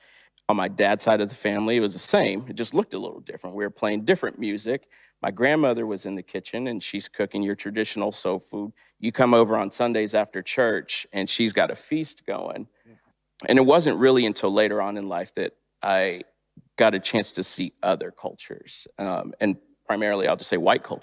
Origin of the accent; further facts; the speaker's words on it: Long Beach, California, United States; born there; also born or lived in Texas; So I was born in Long Beach, California, and I primarily lived with my mom at that time.